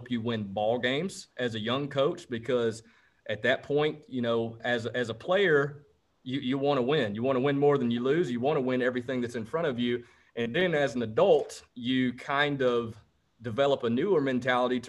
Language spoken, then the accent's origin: English; Rome, Georgia, United States; Rome is actually my hometown.